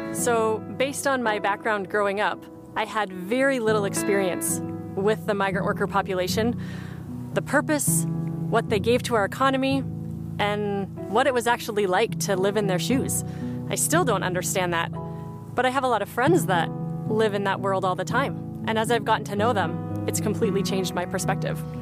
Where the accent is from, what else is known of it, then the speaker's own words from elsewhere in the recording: Leamington, Ontario, Canada; I grew up in Leamington, Ontario